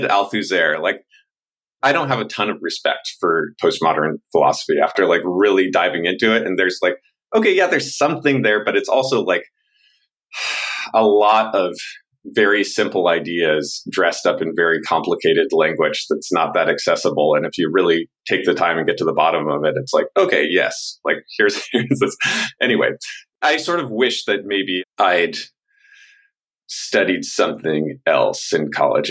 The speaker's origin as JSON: {"language": "English", "town": "Nevada City", "region": "California", "country": "United States", "tie": "born or raised there", "also_born_or_lived": "Berkeley", "said": "we moved from Berkeley up to Nevada City, which is this little town in the foothills of the Sierras"}